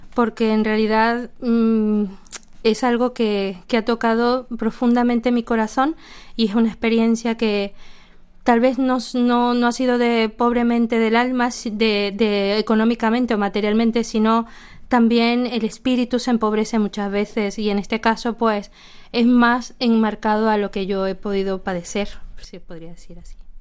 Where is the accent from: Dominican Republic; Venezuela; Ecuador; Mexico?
Venezuela; moved away as an adult